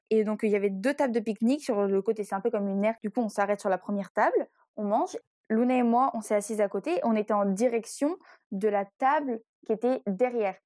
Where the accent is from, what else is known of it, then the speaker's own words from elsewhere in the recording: Brittany, France; on est breton